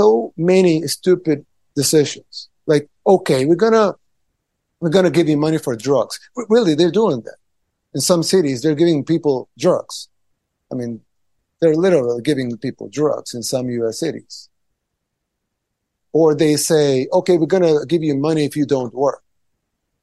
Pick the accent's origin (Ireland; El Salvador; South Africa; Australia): El Salvador